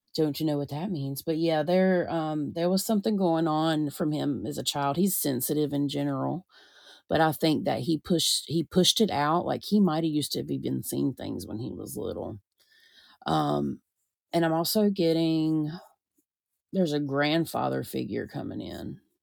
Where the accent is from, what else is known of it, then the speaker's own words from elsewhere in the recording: the South, United States; I'm from the South